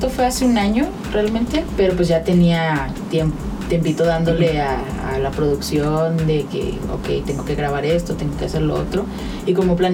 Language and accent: Spanish; Ciudad Juárez, Chihuahua, Mexico; Ok, pues yo soy de Ciudad Juárez, Chihuahua.